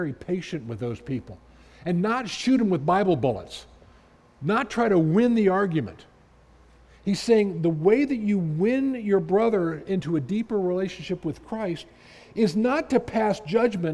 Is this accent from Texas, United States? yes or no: no; Washington, District of Columbia, United States; growing up in Washington